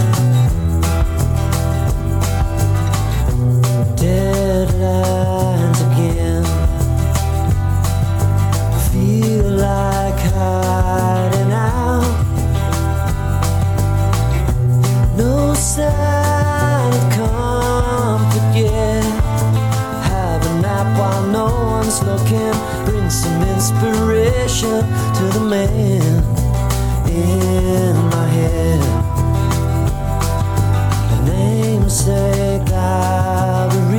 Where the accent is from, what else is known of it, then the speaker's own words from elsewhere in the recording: Southern California, United States; Growing up in Southern California, we had a wonderful radio station called 91X